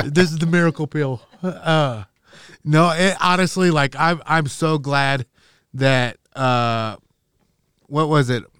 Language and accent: English; Nebraska, United States; I grew up in Nebraska